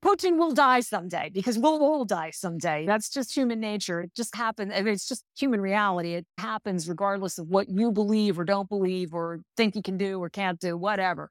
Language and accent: English; United States; as an American